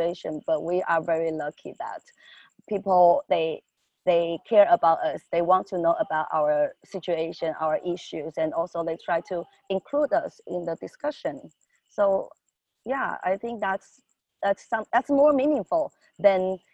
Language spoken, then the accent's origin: English; Taiwan; I'm from Taiwan.